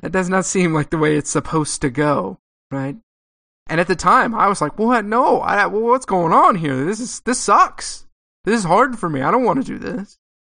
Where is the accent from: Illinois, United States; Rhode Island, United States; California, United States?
California, United States; Southern; also born or lived in Texas; I grew up in Southern California